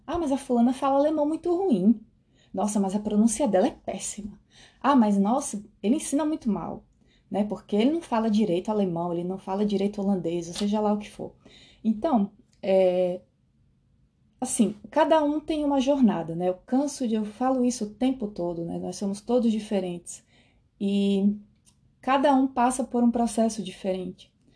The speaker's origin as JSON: {"language": "Portuguese", "country": "Brazil", "moved": "as an adult", "lives_now": "Netherlands"}